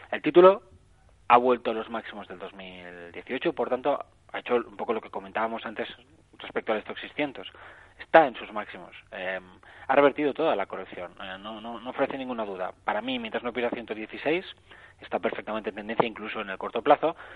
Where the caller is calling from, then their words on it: Barcelona, Catalonia, Spain; Hola, buenos días. Soy … de Barcelona.